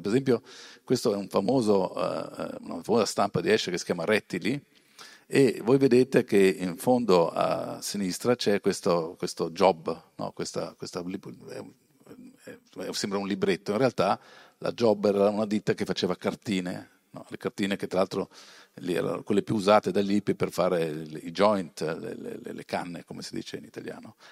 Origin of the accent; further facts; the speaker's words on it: Bressanone, Trentino-Alto Adige, Italy; io sono di Bressanone, in provincia di Bolzano. Poi vedrete però i miei, le mie origini, i miei genitori vengono dalla Calabria, però sono trasferiti a Bolzano, è il primo capoguerra, io sono nato lì, sono cresciuto lì